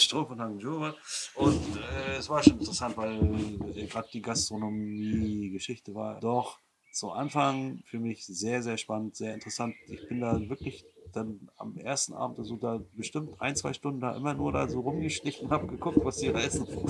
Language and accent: German; Rostock, Mecklenburg-Vorpommern, Germany; meine Kindheit in der DDR zum 1. Mai, wenn alle Werktätigen in die Rostocker Innenstadt fuhren durften